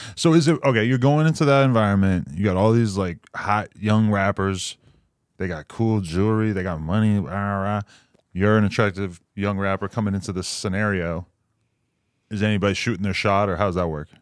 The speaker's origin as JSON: {"language": "English", "region": "New Hampshire", "country": "United States", "also_born_or_lived": "New York City", "moved": "yes", "said": "I'm from the, the most irrelevant state, New Hampshire."}